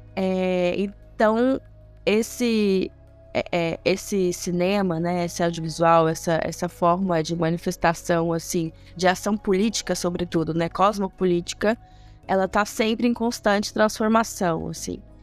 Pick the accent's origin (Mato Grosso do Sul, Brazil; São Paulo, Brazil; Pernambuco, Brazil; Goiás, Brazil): Goiás, Brazil; Goiânia; moved away; also born or lived in Niterói, Rio de Janeiro; vocês vão perceber pelo sotaque, eu sou de Goiânia, Goiás.